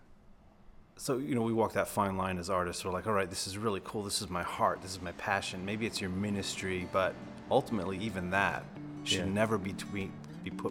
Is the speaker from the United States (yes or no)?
yes; Rhode Island, United States; I'm from Rhode Island, so not too far from the studios